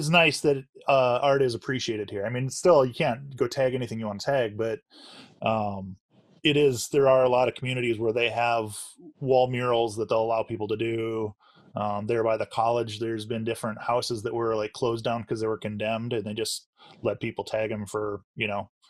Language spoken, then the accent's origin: English; Orlando, Florida, United States; now in Seattle, United States; growing up in Orlando